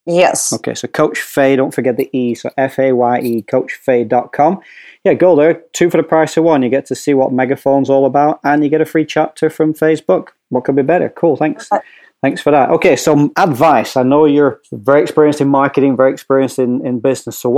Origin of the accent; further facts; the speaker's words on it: Hoboken, New Jersey, United States; accent: pseudo Scottish Northern English; I'm actually from Hoboken, New Jersey, but I just have this pseudo Scottish Northern English accent